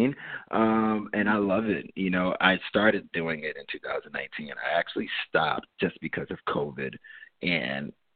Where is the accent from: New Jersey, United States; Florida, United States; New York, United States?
New Jersey, United States; Jersey City; moved away as an adult; now in Los Angeles, United States; I grew up in Jersey City.